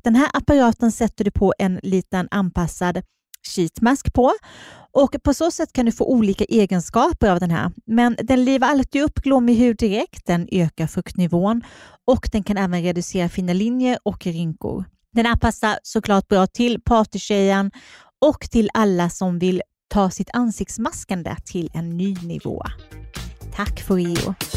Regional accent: Småland, Sweden; accent: småländska; now in Stockholm, Sweden; jag är, eh, kommer från Småland

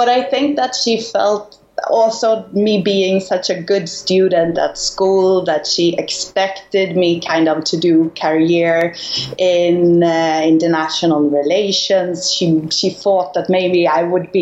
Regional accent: Stockholm, Stockholm County, Sweden; moved away as an adult; now in Spain; I was born in Stockholm, Sweden, to start with, in the year 77. So I just turned 40. And when I grow up, my dad, he had his own company

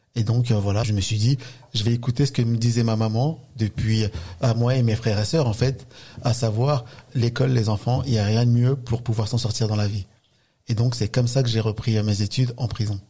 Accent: La Courneuve, Île-de-France, France; j'ai grandi dans un quartier euh, en Seine-Saint-Denis

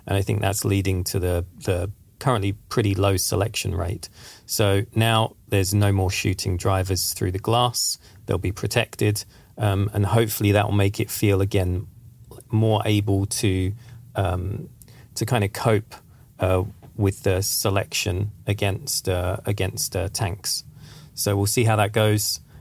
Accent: England, United Kingdom; now in Sweden; I'm from England

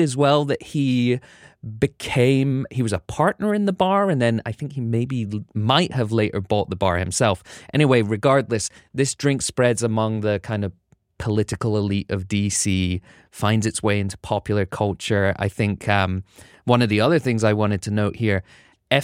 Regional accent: United Kingdom; now in United States; being a Brit

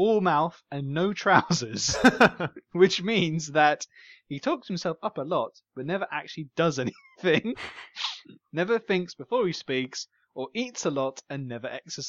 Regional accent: United Kingdom; We're both British, equally as much.

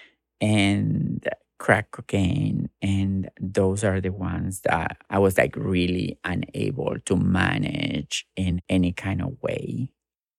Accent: Gálvez, Santa Fe, Argentina; English is a second language; moved away as an adult; also born or lived in Rosario, Argentina; now in United States; when I moved from Galvez to Rosario, I found trans people and I realized that I'm trans

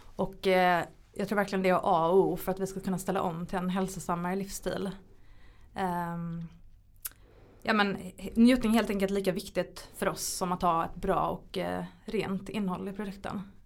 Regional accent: Sweden; hemma i Sverige

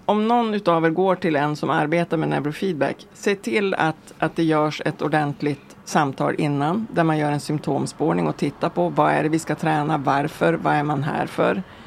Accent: Vilhelmina, Västerbotten County, Sweden; also born or lived in Lycksele / Stockholm; now in Mellansel, Sweden; Jag kommer från alltså, Vilhelminafjällen från början, sen är det mm. Lycksele och sen nu bor jag i eh, världsmetropolen Mellansel utanför Örnsköldsvik.

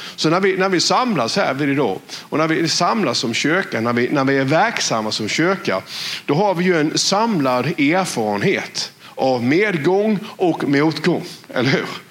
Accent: West Blekinge, Sweden; accent: West Blekinge dialect; på vår dialekt här vid Västblekinge

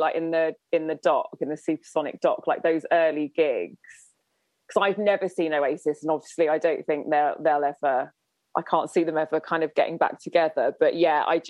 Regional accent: Winchester, South East England, United Kingdom; growing up in Winchester

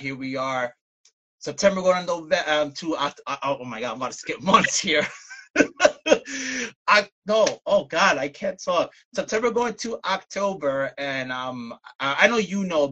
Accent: New York City, New York, United States; now in Bayonne, United States; I'm originally from Brooklyn, New York

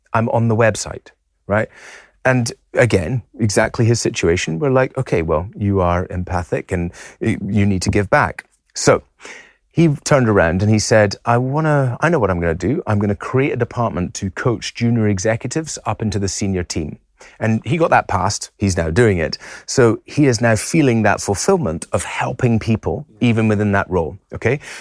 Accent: Isle of Mull, Scotland, United Kingdom; moved away; also born or lived in London; I'm from the Isle of Mull. right? It's a beautiful island. I've spent my entire life on boats

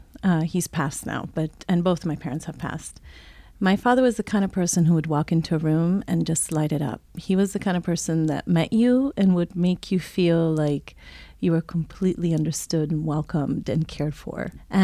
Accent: Italy; also born or lived in Switzerland; So I'm a child of the world, if you will. I was born in Switzerland, raised in Italy, German mom, American dad, lived just about all the continents, and speak five languages.

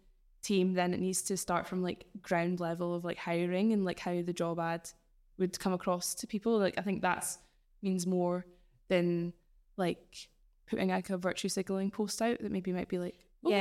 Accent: Aberdeen, Scotland, United Kingdom; we're from Aberdeen

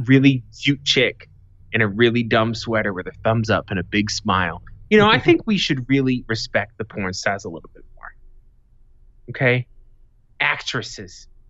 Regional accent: Boston, Massachusetts, United States; now in Arizona, United States; I'm from Boston, living in Arizona

